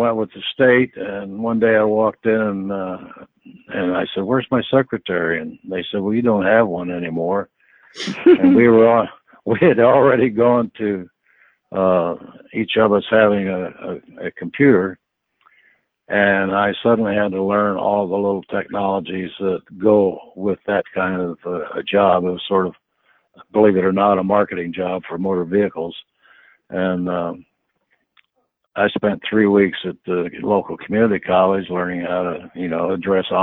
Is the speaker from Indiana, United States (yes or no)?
yes; Fort Wayne, Indiana, United States; I grew up in Fort Wayne, Indiana, out in the country, with the 8-party line for telephone